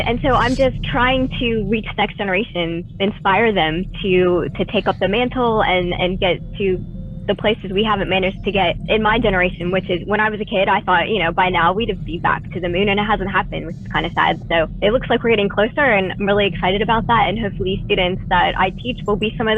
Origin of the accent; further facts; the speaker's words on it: Florida, United States; I grew up in Florida